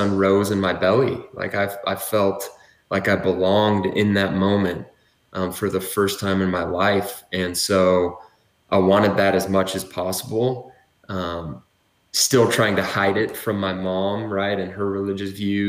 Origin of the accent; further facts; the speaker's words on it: Utah, United States; also born or lived in American Fork; I'm a native Utahn. I was born and raised in Utah County